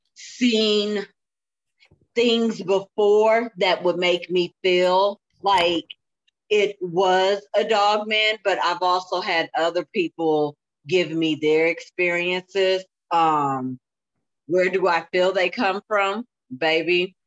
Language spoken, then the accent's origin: English; Springfield, Illinois, United States; I'm from Springfield, okay? I'm about three hours south of Chicago